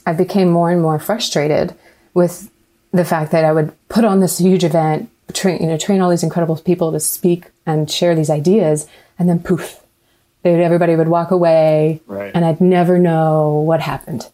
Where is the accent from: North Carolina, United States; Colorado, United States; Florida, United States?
North Carolina, United States; Raleigh; now in Atlanta, United States; I grew up in Raleigh, but when I moved to Atlanta